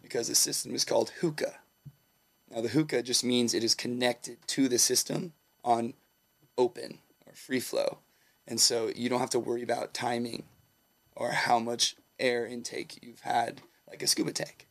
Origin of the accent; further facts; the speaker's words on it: Southern California, United States; also born or lived in Humboldt, California; I grew up in Southern California